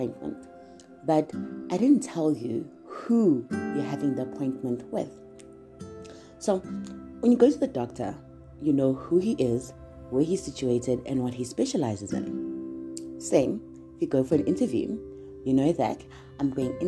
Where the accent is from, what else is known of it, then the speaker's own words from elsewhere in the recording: KwaMashu, KwaZulu-Natal, South Africa; I am from KwaMashu, which is a town in Durban.